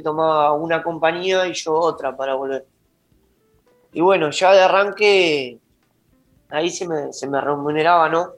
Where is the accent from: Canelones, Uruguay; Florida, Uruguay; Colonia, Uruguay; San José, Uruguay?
Colonia, Uruguay; Juan Lacaze; also born or lived in Montevideo; yo soy de Juan la Casa oriundo